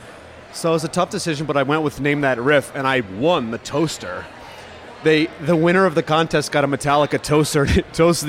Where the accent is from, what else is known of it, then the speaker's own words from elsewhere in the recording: Rhode Island, United States; I'm from Rhode Island.